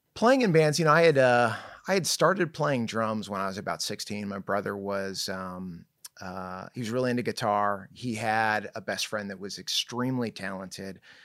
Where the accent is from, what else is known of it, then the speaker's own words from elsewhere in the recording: Irvine, California, United States; also born or lived in Newport Beach, California / Bay Area, California / Tustin, California; I was born in, uh, Newport Beach, grew up in, uh, Irvine